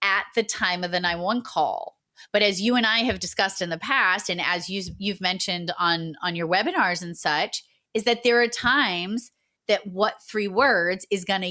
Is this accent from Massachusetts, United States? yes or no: yes; Massachusetts, United States; accent: Massachusetts; my Massachusetts accent just launched right out of my mouth